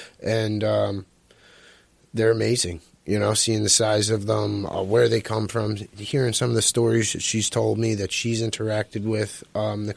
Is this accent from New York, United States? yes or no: yes; Poughkeepsie, New York, United States; also born or lived in Wappingers Falls; I'm from Poughkeepsie, Wappingers as well